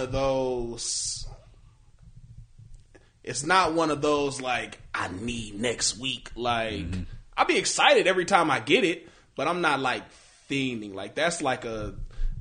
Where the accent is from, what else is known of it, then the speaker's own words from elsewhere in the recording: United States; we are American. And mm-hmm. for the most part, you know, I have American sensibilities